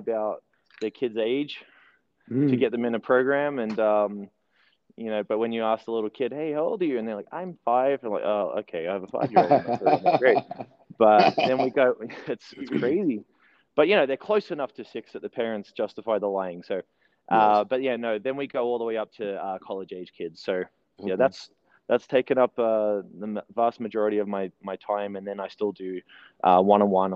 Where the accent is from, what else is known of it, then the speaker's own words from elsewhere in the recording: Melbourne, Victoria, Australia; moved away as an adult; also born or lived in New Zealand; now in Utah, United States; we moved to Melbourne, Australia. We relocated, and so I grew up in Melbourne